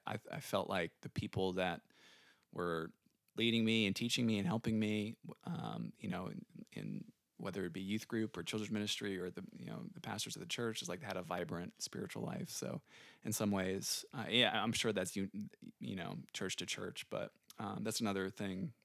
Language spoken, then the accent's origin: English; San Antonio, Texas, United States; also born or lived in Chicago; we moved to San Antonio when I was five, so pretty young. And, um, I have a younger sister named Carly. She's two years younger than me. And, uh, yeah, we grew up in San Antonio.